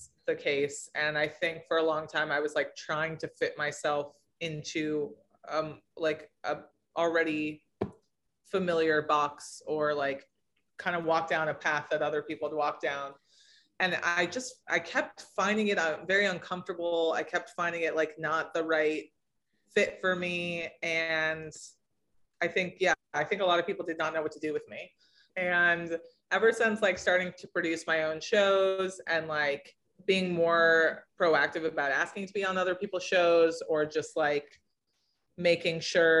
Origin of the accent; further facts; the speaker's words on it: West Coast, United States; maybe it's just that I grew up on the West Coast and now live on the East Coast